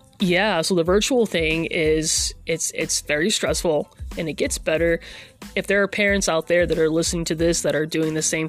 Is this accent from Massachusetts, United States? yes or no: yes; Massachusetts, United States; now in Oklahoma, United States; I'm originally from Massachusetts